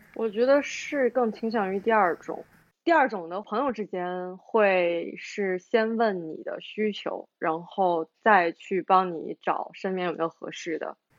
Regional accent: Shandong, China; 我们两个是来自一个地方嘛

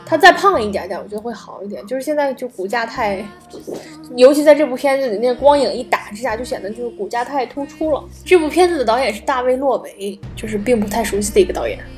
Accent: China; 我作为一个中国人

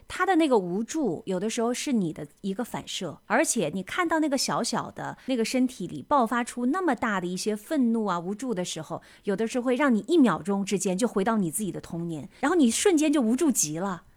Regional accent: China; 我们中国人从小是很少被教导应该怎么样处理自己的情绪的

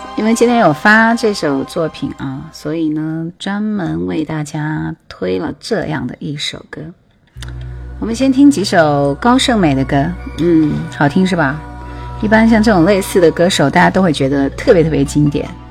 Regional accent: Jingzhou, Hubei, China; 我是土生土长的湖北荆州人

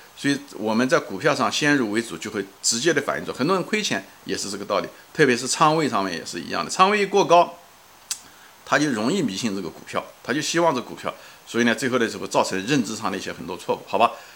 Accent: China; 我们作为一个国人来讲

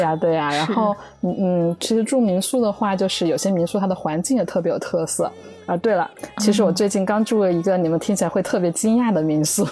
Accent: Jiangxi, China; now in Tokyo, Japan; 我来自江西，现在住在东京附近，然后是一位大阪的民宿房东

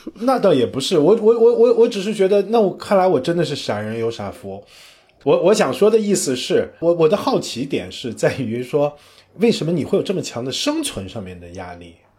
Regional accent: northern China, China; 因为我是北方人

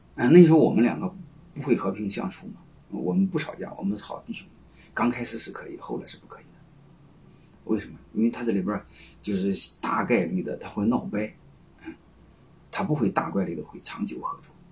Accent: China; 我们中国人，你看在一起呢，他喜欢讲，讲古情义，喜欢讲道德，喜欢讲兄弟感情

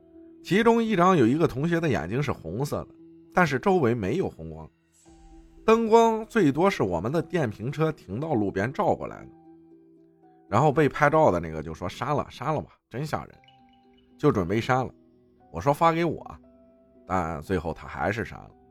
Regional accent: Baoying, Jiangsu, China; 我老家扬州宝应县，很久之前也没有很久，大概就是前年往前，有个地方叫宝胜桥

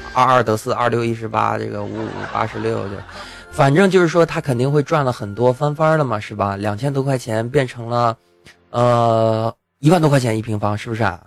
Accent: China; 咱们作为中国人

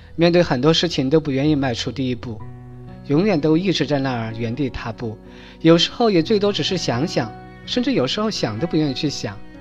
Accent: Chongqing, China; moved away as an adult; also born or lived in Chengdu, Sichuan; now in Bozhou, China; 我也是一个重庆人， 一个在追逐梦想的重庆人。 我出生在渝北区的农村， 当然现在那里依然还是农村， 依然是炊烟袅袅，有山有水， 有花有草，异常的美丽

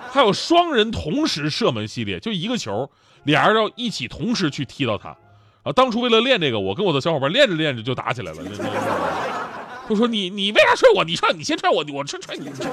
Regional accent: Yanbian, Jilin, China; 当年我家乡的球队延边奥东队

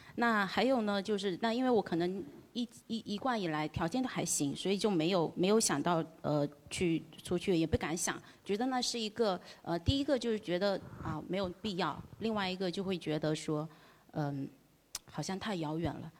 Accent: Fuqing, Fujian, China; 我来自福清 ，呃，但是出生地不在福清

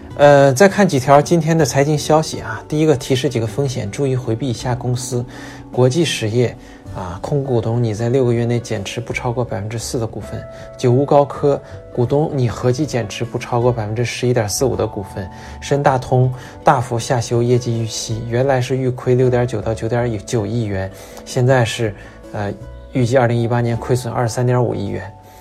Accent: Daqing, Heilongjiang, China; moved away as an adult; 我就是从这样的地方出来的，当时在黑龙江大庆，每个月累死累活的大概能赚一两千块工资

